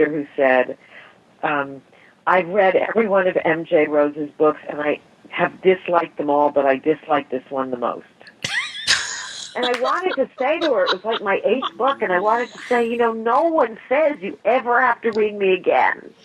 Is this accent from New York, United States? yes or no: yes; New York City, New York, United States; I was brought up in New York City